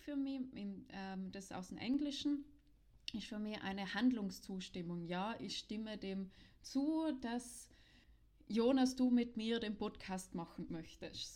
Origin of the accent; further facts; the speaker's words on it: South Tyrol, Trentino-Alto Adige, Italy; in Südtirol, wo ich aufgewachsen bin